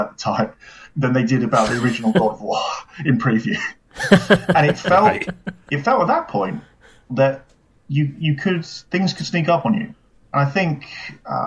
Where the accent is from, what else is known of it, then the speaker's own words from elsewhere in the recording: United Kingdom; As a British person